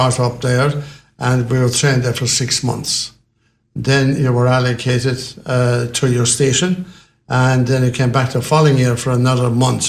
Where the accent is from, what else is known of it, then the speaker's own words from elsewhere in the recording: Castleisland, Munster, Ireland; now in Limerick, Ireland; I grew up in Castlelyne in County Kerry, on a farm 1 mile outside the town, on the eastern side of Castlelyne.